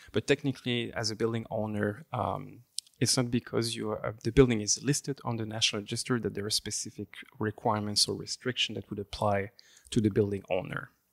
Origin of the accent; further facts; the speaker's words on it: Flemish Brabant, near Leuven, Flanders, Belgium; first language French; English is a second language; moved away; I am from, uh, Belgium, uh, from the Flemish Brabant area, near the area of Leuven, or Louvain in French. Um, I actually grew up in Belgium, um, and my, my mother tongue is French